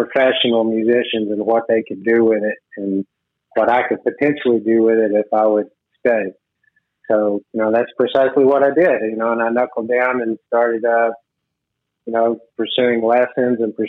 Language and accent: English; Houston, Texas, United States; also born or lived in Grand Prairie, Texas; Quickly moved to Houston when I was very young man, so I guess for all intents and purposes, I'm from Houston